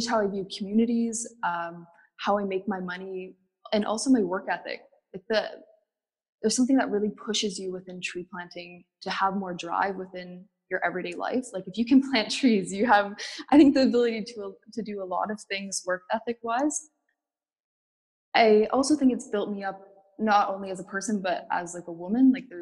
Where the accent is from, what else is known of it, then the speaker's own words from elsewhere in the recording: North Bay, Ontario, Canada; now in Toronto, Canada; I'm from North Bay, Ontario. I grew up there